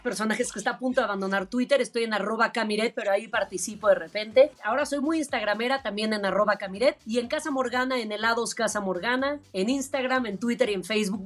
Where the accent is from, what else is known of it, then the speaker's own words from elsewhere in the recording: Mexico; Yo soy una mexicana la más orgullosa y la más nacionalista del mundo